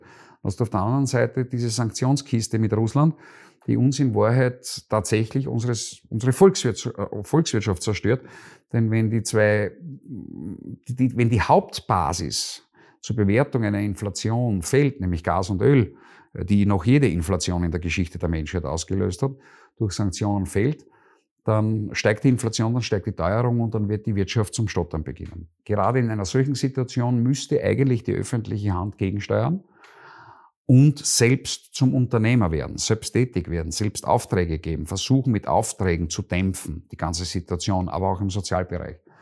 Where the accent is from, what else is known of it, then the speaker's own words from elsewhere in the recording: Schlanzberg, Styria, Austria; also born or lived in Vienna / Deutschlandsberg; now in Graz, Austria; Bin in der Schlanzberg aufgewachsen